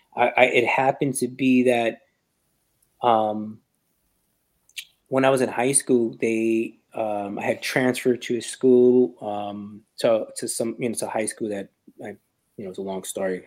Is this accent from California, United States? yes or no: no; New York, United States; I'm from New York